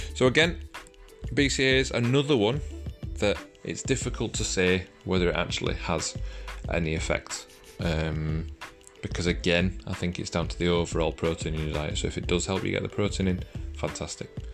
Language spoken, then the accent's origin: English; United Kingdom; we're British